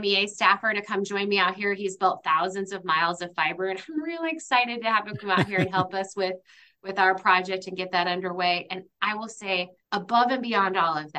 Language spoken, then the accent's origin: English; Iowa and Minnesota, Midwest, United States; now in New Hampshire, United States; I'm from the Midwest. In fact, grew up in Iowa and Minnesota